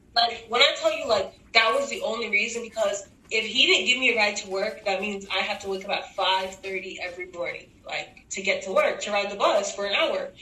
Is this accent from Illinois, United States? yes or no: no; Texas, United States; Oh, I'm from I'm from Texas. Like we're from the South, sort of in the same area.